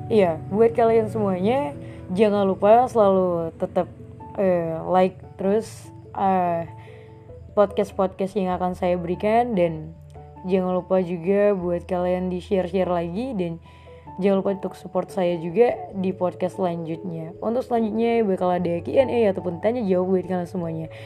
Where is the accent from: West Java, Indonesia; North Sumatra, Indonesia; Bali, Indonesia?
North Sumatra, Indonesia; Medan; aku berasal dari kota Medan